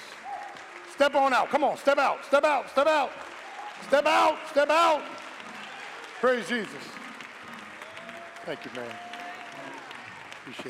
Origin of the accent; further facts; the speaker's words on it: Philadelphia, Pennsylvania, United States; I'm from South Philly.